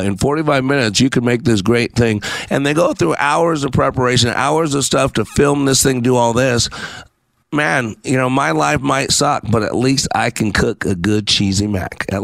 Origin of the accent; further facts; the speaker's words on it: Texas, United States; I am back in my home state of Texas